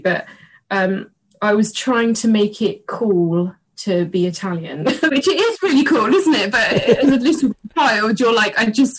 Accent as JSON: {"language": "English", "region": "England", "country": "United Kingdom", "lives_now": "London, United Kingdom", "said": "So he basically went into an English nursery surrounded by English, came home and I'm English."}